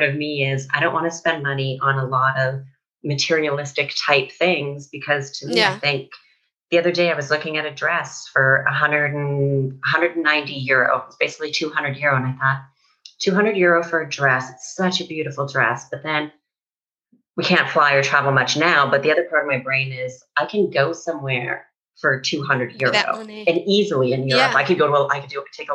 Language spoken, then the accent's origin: English; Canada; now in Spain; I'm from Canada